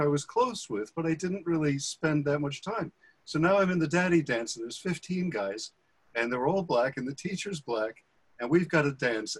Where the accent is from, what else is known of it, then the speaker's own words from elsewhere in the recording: Bergenfield, New Jersey, United States; I grew up in Bergenfield